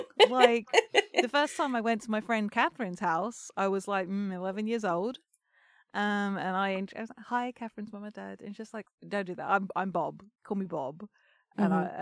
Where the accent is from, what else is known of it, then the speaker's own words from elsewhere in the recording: Kolkata, West Bengal, India; now in United States; I grew up in Calcutta, like, around punks and hippies as well